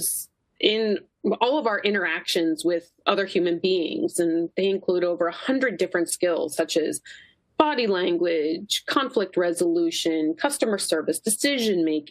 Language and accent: English; Kennebunk, Maine, United States; now in Philadelphia, United States; my hometown is Kennebunk, Maine. Not truly a Mainer, I was not born there.